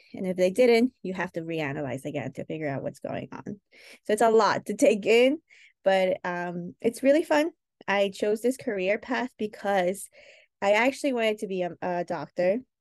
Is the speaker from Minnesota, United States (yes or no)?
no; New York, United States; also born or lived in Chosica, Peru / Santa Eulalia, Peru; we grew up in New York